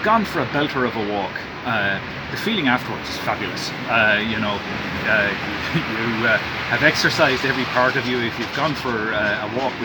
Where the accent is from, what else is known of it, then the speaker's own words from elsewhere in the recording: Dublin, Leinster, Ireland; my hometown of Dublin